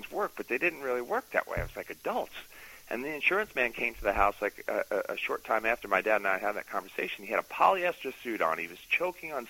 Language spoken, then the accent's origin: English; New York, United States; a Catholic kid growing up in New York